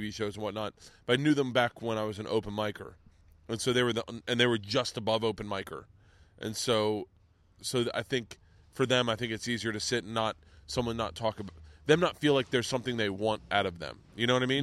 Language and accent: English; Florida, United States; growing up in Florida